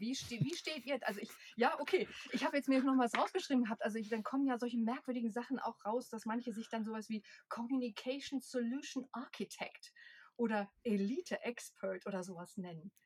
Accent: Cologne, North Rhine-Westphalia, Germany; moved away as an adult; now in Leipzig, Germany; gebürtige Kölnerin

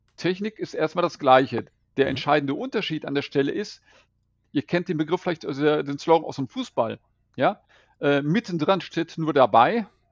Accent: Bad Oeynhausen, North Rhine-Westphalia, Germany; now in Velbert, Germany; Ich stamme aus Bad Oeynhausen.

